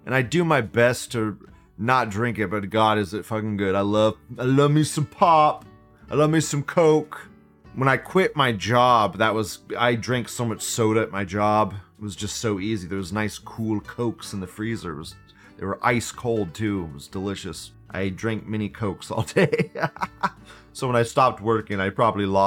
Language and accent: English; United States; I'm an American